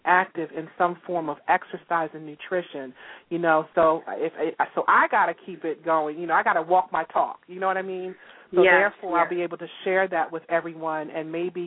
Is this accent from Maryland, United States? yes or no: yes; Baltimore, Maryland, United States; we're both from Baltimore, Maryland